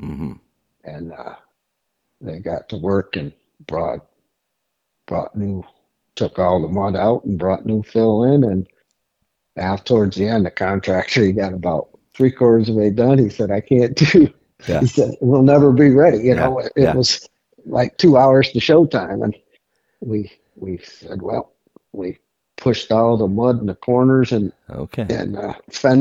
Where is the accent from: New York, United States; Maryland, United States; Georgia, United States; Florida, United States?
New York, United States; Attica; just my hometown rodeo. What can you say? I grew up in that arena